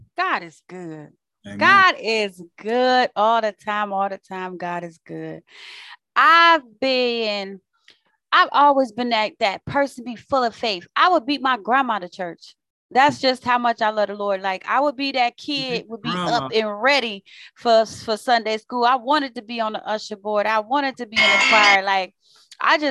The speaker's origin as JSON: {"language": "English", "town": "Waukegan", "region": "Illinois", "country": "United States", "said": "actually from the suburbs of Chicago. So where I live is called Waukegan."}